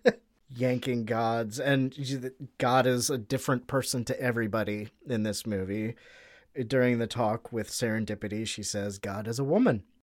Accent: United States

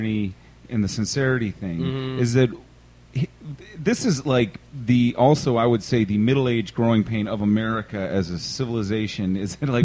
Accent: Richmond, Virginia, United States; I grew up in Church Hill, and then my mom sends me to private school

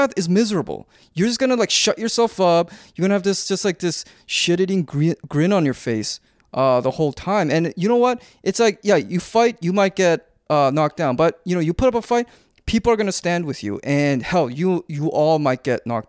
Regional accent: Canada; we grew up in Canada

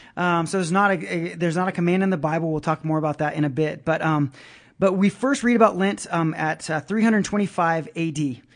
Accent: Brazil; moved away; I grew up in Brazil, um, which was a very Catholic, uh, nation

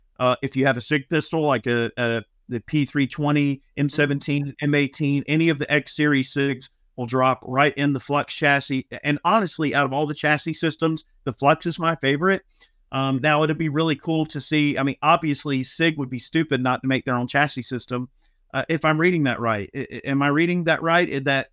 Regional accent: Georgia, United States; I'm from Georgia.

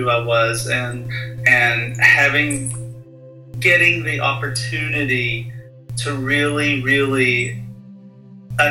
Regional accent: United States; born or raised there

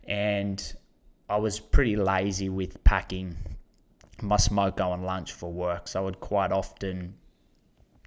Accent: Condobolin, New South Wales, Australia; I'm from Condobolin. It's a small country town, bang smack in the middle of New South Wales, population of 3,500

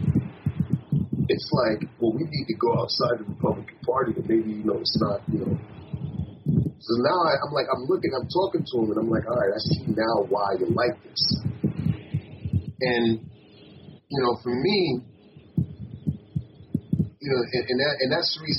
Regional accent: New York, United States; being a New Yorker

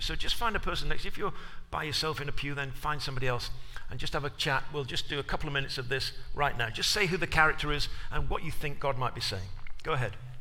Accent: England, United Kingdom; moved away as an adult; now in United States; being an Englishman in America when you first arrive.

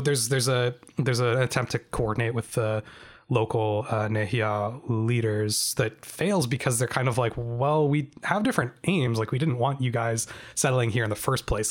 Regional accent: Canada; as a Canadian

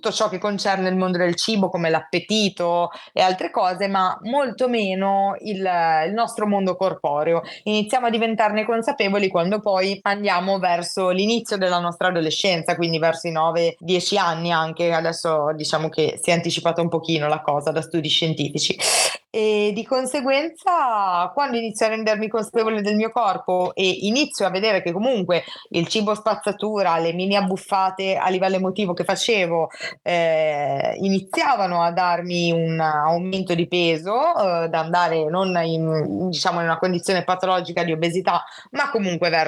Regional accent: Genoa, Liguria, Italy; ho 24 anni, sono di Genova, studio psicologia, mi sto per laureare

